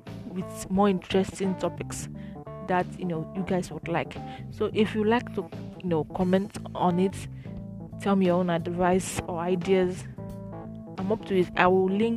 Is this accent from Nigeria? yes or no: yes; Nigeria; as a Nigerian